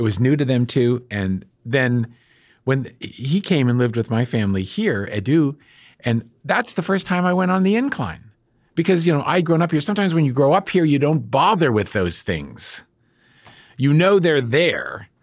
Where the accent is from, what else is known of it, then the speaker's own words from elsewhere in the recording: Bethel Park, Pennsylvania, United States; moved away; I grew up in Bethel Park